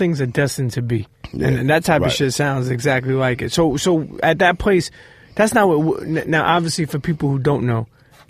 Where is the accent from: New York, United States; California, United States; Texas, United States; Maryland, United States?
New York, United States; New York City; also born or lived in Dyker Heights / Mill Basin / Bensonhurst; I grew up in Coney Island.